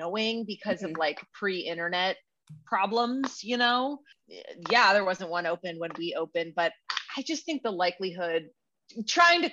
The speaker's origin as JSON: {"language": "English", "town": "Chicago", "region": "Illinois", "country": "United States", "moved": "as an adult", "lives_now": "Los Angeles, United States", "said": "we're originally from Chicago, but I have been living in Los Angeles ever since I went to college"}